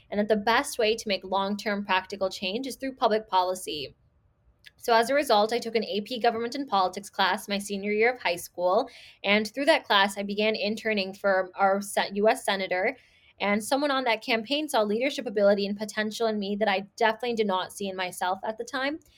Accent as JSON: {"language": "English", "town": "Chicago", "region": "Illinois", "country": "United States", "tie": "born or raised there", "also_born_or_lived": "Skokie, Illinois", "said": "I'm based out of Chicago. I was born and raised in Rogers Park and then moved to Skokie when I was nine years old."}